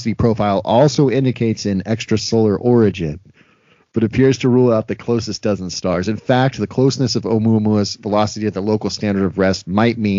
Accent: United States; my American brain

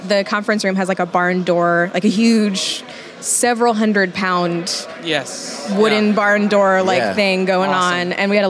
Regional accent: New Jersey, United States; moved away as an adult; now in Baton Rouge, United States

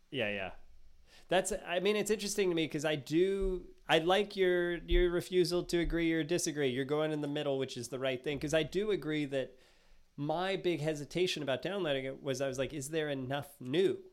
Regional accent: United States; I'm American

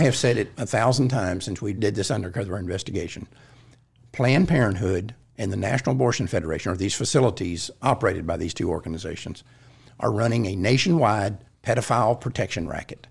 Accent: Fort Worth, Texas, United States; I grew up in Fort Worth.

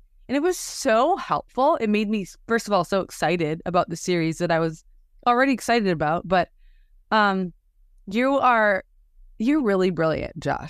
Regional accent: Wisconsin, United States; now in Houston, United States; I'm from Wisconsin. I live in Houston now, but hadn't really been to Waco.

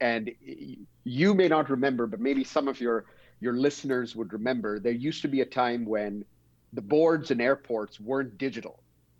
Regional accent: Dubai, United Arab Emirates; I grew up in Dubai in the United Arab Emirates. My parents had moved there from India many, many decades ago.

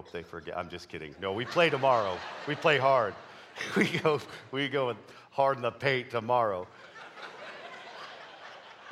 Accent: Canada; moved away; I grew up in Canada

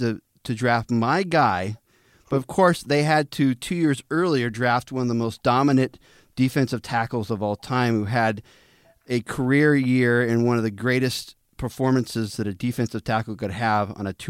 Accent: Walla Walla, Washington, United States; So I'm from Walla Walla, Washington.

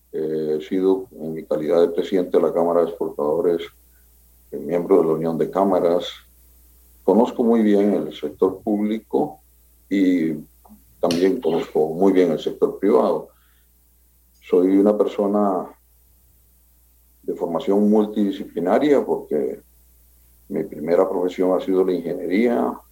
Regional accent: Costa Rica; Bueno, soy un ciudadano costarricense más que se ha interesado desde muy joven por los asuntos públicos

